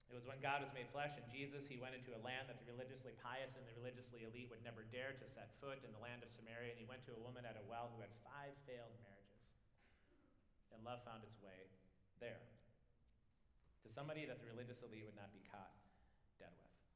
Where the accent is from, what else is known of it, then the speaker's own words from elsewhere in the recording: United States; also born or lived in Scotland; This is my home. I was born here. I love America